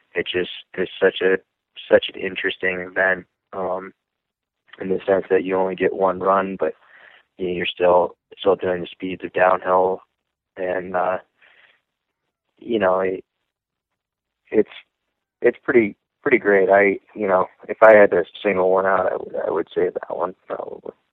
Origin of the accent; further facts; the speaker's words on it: Lake Placid, New York, United States; I'm from Lake Placid, New York